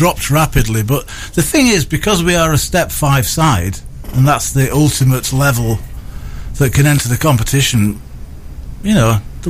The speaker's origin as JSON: {"language": "English", "region": "Yorkshire and the Humber", "country": "United Kingdom", "said": "No, because I'm from Yorkshire"}